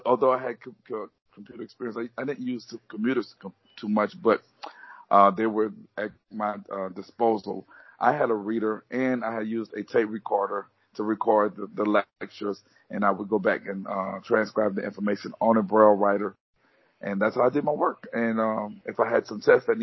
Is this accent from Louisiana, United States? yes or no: yes; Baton Rouge, Louisiana, United States; I'm from Baton Rouge, Louisiana.